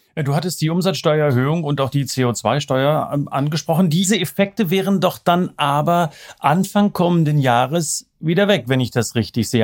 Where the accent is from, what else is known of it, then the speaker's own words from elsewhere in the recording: East Germany, Germany; da merkt man, wo ich herkomme